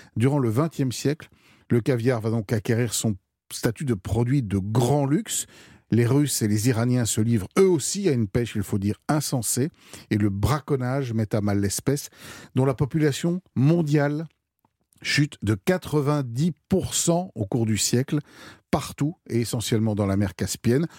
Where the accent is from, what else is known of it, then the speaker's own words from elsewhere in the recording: France; chez nous en France